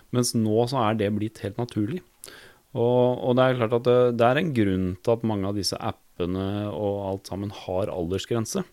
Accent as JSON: {"language": "Norwegian", "country": "Norway", "tie": "born or raised there", "said": "for oss som er født og oppvokst i Norge"}